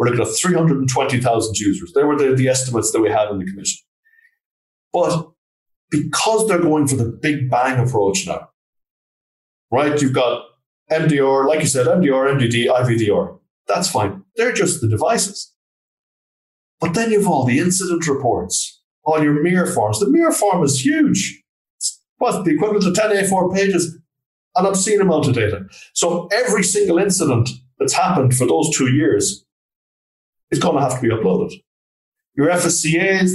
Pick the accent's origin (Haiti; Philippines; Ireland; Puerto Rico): Ireland; Galway, Connacht; I'm from Galway in Ireland